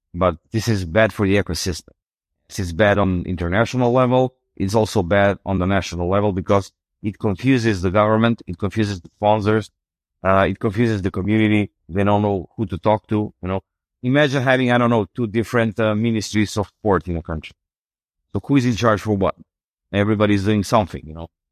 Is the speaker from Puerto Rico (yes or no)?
no; North Macedonia; I'm from Macedonia